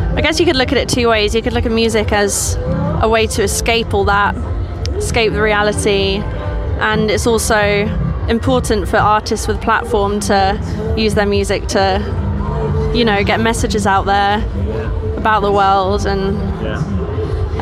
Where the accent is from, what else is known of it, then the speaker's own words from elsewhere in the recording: Suffolk, East of England, United Kingdom; moved away as an adult; now in Norfolk, United Kingdom; I'm from Suffolk, I'm studying in Norfolk